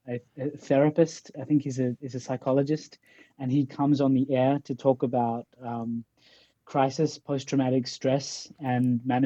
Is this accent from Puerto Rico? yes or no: no; Pakistan; now in Australia; I'm from Australia, so I come from a colonized country in a way, but I'm a migrant from Pakistan along the way.